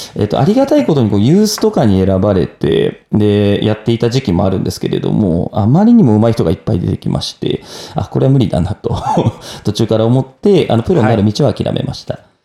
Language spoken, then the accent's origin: Japanese; Minamiboso, Chiba, Japan; 一番本当に千葉県の下のところにある南房総市の白浜町っていうところ出身になってます